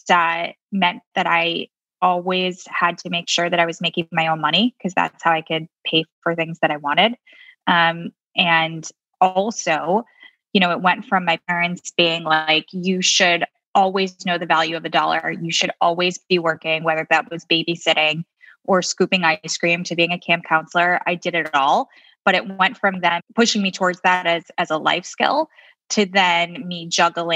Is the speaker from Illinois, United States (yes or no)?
yes; Chicago, Illinois, United States; I grew up in Chicago